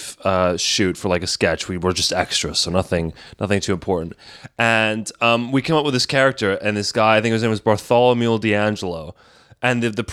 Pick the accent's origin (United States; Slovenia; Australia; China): Slovenia; now in London, United Kingdom; growing up in Slovenia, like in going to international school